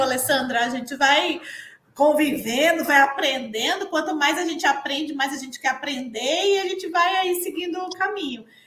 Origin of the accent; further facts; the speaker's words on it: Pernambuco, Brazil; moved away as an adult; eu sou pernambucana, e fiz agronomia na Federal Rural lá de Pernambuco